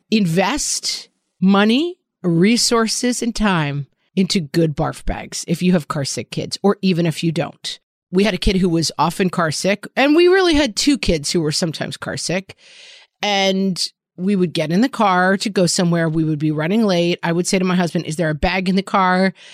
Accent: New York, United States; as a New Yorker

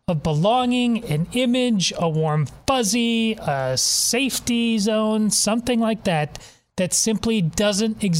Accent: Madison, Wisconsin, United States; I grew up in Madison, Wisconsin

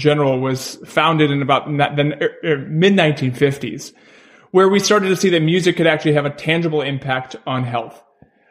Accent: Maine, United States; moved away; I'm from Maine originally, from a very small town in Maine

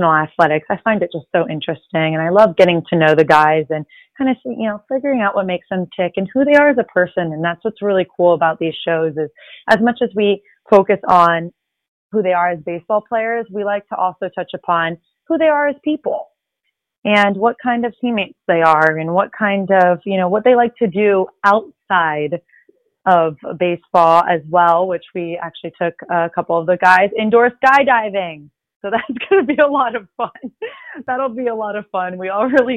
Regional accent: Miami, Florida, United States; first language Spanish; I am a Miami girl

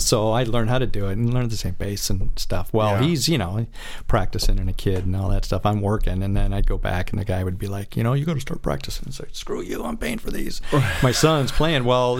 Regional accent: Michigan, United States; now in California, United States; I'm from Michigan originally

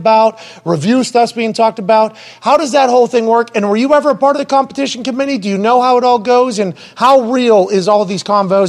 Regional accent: Southern Italy, Italy; I'm from Southern Italy, so when the sun shines on me, I get third-degree burns, and then I get tan, and then it's going to disappear by next week.

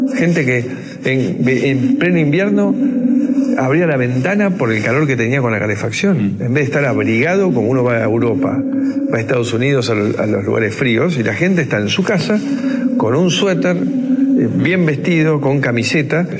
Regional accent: Argentina; Y ese mismo compromiso lo tengo como, argentino.

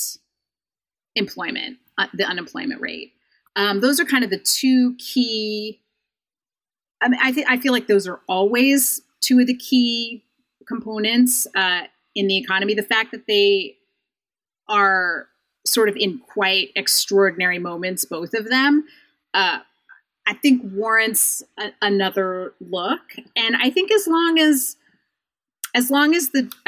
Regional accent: Idaho, United States; I grew up in Idaho

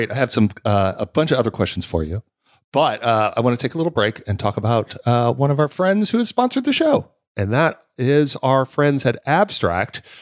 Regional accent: Los Angeles, California, United States; I grew up

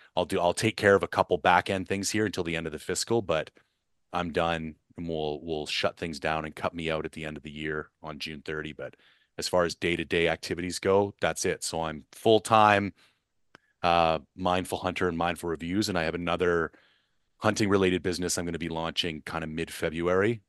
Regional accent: Ontario, Canada; I grew up in Ontario

